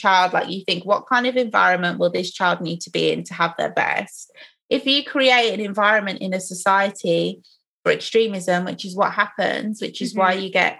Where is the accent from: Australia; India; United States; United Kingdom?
United Kingdom; England; we grew up in England